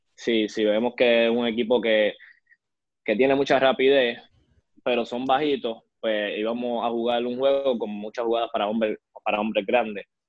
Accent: Arecibo, Puerto Rico; also born or lived in San Francisco de Macorís, Dominican Republic; Arecibo, ya que pues fue una el pueblo que me vio crecer

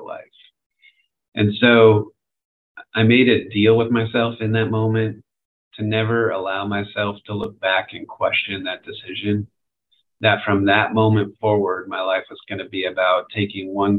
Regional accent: near the Redwoods in California, United States; I grew up near the Redwoods in California.

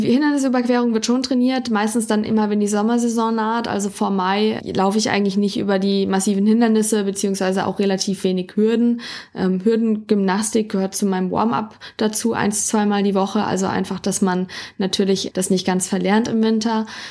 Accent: Dillenburg, Hesse, Germany; Also meine Ursprünge liegen in Dillenburg in Mittelhessen. Dort bin ich geboren und aufgewachsen.

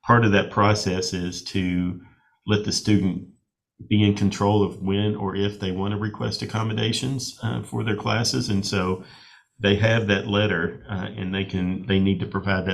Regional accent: Bowling Green, Kentucky, United States; also born or lived in Lexington, Kentucky; I am from Bowling Green, Kentucky. I grew up here. We moved here when I was a little kid, when my father got a position at WKU. We moved from Lexington to Bowling Green. So I pretty much grew up here in the Bowling Green area

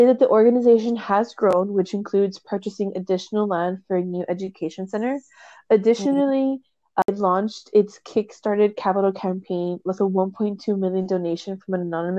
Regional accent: near South Padre Island, Texas, United States; a place that's close to my hometown, and it is the Sea Turtle Inc. over by South Padre Island.

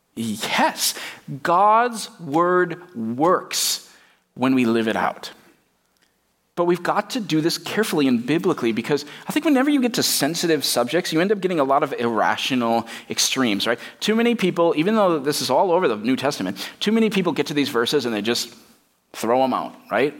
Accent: United States; Even as American Christians

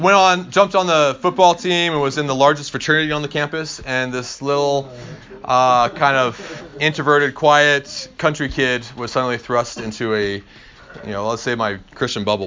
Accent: Eastern Oregon, United States; I grew up in Eastern Oregon

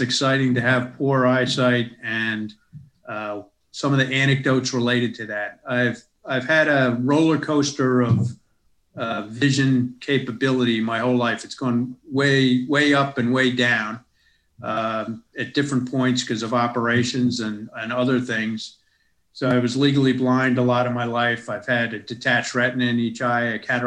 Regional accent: United States; moved away as an adult; now in Melbourne, Australia; I grew up and lived most of my life in the United States

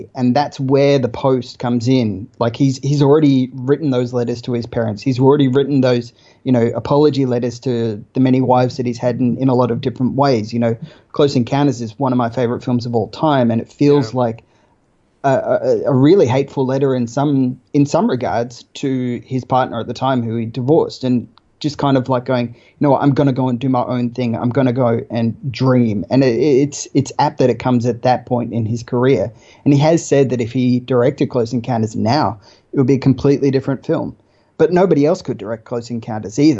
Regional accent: Australia; as an Australian

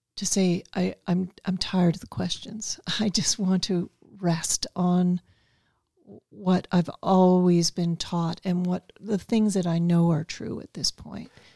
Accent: Toronto, Ontario, Canada; growing up in Toronto

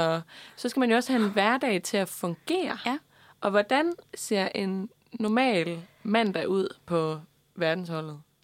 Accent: Denmark

